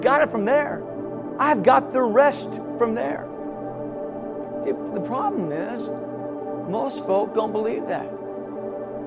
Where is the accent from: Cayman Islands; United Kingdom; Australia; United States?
United States; Davenport, Iowa; moved away; my hometown of Davenport, Iowa